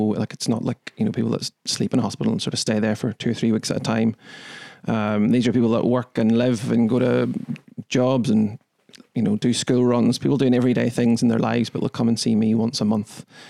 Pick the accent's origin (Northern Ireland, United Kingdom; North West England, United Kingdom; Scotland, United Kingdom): Northern Ireland, United Kingdom; Coagh; I'm from Tyrone. It's always good with the name. From Tyrone, from a little village called Coke, however you want to pronounce it.